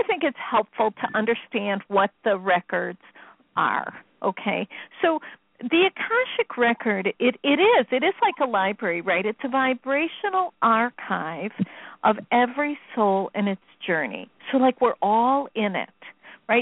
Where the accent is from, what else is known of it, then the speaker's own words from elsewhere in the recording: Chicago, Illinois, United States; I'm from Chicago